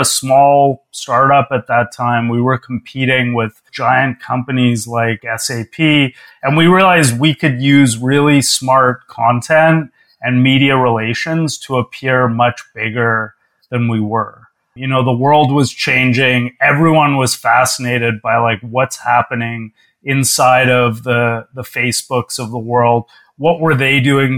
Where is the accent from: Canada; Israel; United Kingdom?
Canada; Toronto, Ontario; moved away as an adult; also born or lived in New York; I moved from my hometown of Toronto to New York